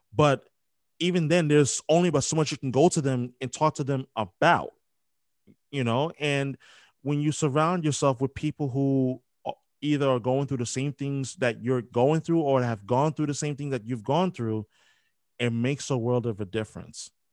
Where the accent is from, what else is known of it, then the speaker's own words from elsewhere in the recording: New York, United States; I'm from New York, born and raised